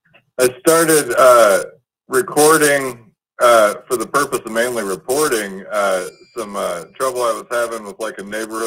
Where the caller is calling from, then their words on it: Battle Creek, Michigan, United States; Battle Creek, Michigan.